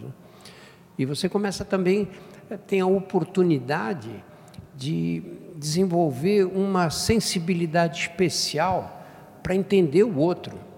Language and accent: Portuguese; São Paulo, Brazil; eu nasci no Brás, que na época era um bairro operário